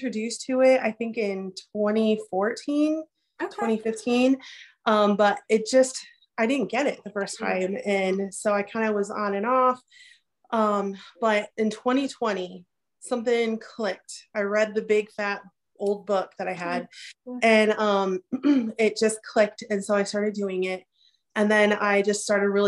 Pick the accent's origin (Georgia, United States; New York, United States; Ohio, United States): Ohio, United States; also born or lived in Michigan; I grew up in Ohio. We live like right on the Michigan-Ohio border.